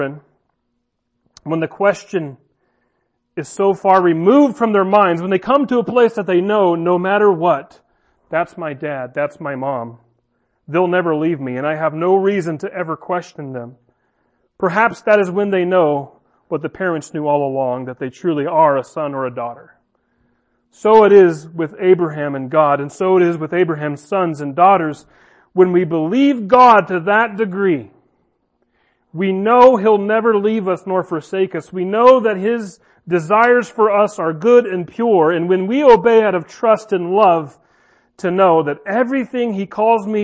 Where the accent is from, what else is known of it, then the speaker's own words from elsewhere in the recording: United States; I'm American, my parents are American